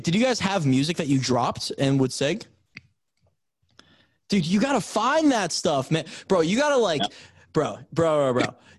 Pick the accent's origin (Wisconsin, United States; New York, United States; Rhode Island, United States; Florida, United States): Florida, United States; Fort Lauderdale; born or raised there; moved away